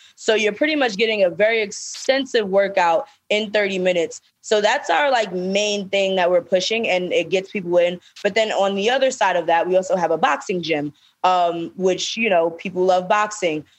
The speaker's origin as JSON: {"language": "English", "town": "New York City", "region": "New York", "country": "United States", "said": "we're from Brooklyn"}